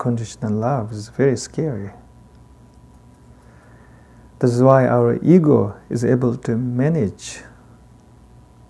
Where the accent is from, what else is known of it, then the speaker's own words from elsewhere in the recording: Tibet, China; accent: heavy Tibetan; English is a second language; I got a heavy Tibetan accent.